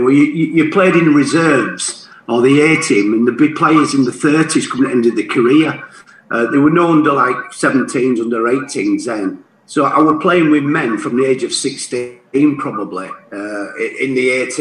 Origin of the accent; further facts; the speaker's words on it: Bradford, Yorkshire and the Humber, United Kingdom; I was from Bradford. I was born in Butshaw, moved to Shelf, moved over to Heaton, and I went to school at Lycroft, which is probably a mile away from Valley Parade